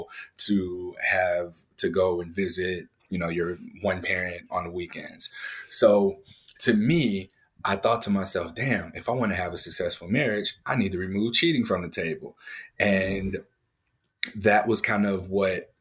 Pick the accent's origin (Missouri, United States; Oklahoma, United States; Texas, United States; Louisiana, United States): Missouri, United States; St. Louis; I grew up in St. Louis, Missouri